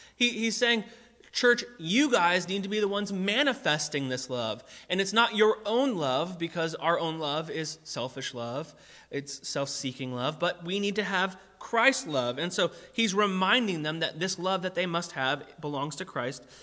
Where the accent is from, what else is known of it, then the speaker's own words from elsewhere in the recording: United States; we are American together